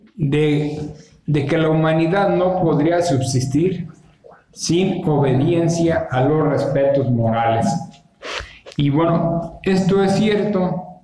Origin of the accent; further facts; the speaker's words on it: Mexico; somos los mexicanos